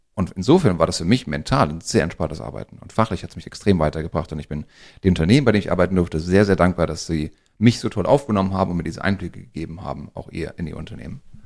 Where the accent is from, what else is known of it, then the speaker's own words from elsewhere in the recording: Frankfurt area, Hesse, Germany; wir sind ja hier am Frankfurter Raum groß geworden und von daher so ein bisschen Lokalpatriotismus